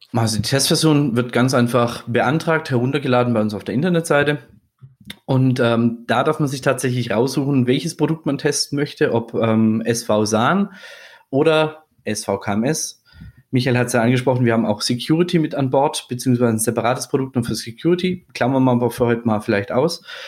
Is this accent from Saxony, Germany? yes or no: no; Swabia, Baden-Württemberg, Germany; now in Würzburg, Germany; ich bin gebürtiger Schwabe. Ah. Mit, mit, badischem Einschlag